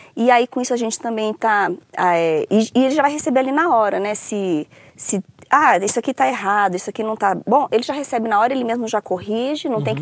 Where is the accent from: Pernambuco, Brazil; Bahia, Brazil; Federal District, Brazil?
Federal District, Brazil; Brasília; also born or lived in Rio de Janeiro / São Paulo / Viçosa; eu falo que eu sou de Brasília porque eu vim para Brasília com três anos de idade